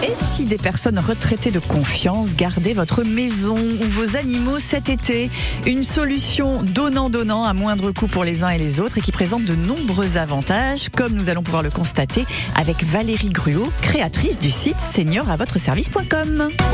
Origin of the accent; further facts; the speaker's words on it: Sarthe, Pays de la Loire, France; chez nous, en Sarthe